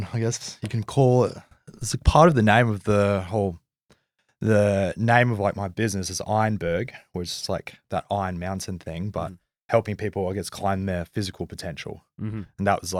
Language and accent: English; Manly, New South Wales, Australia; born there; I was born in Manly too, where you're living now.